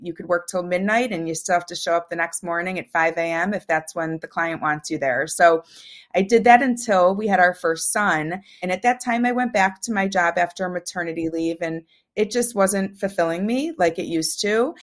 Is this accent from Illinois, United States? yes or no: yes; Chicago, Illinois, United States; I was raised in the suburbs of Chicago.